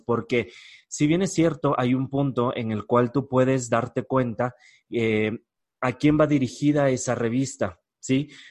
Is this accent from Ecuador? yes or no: yes; Ecuador; en mi país, en Ecuador